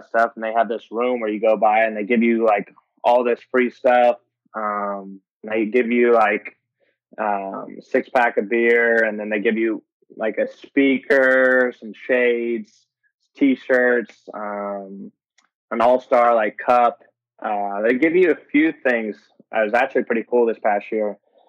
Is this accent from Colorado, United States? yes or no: no; Tulsa, Oklahoma, United States; No, hometown, man. It was the hometown. I grew up in Tulsa, Oklahoma.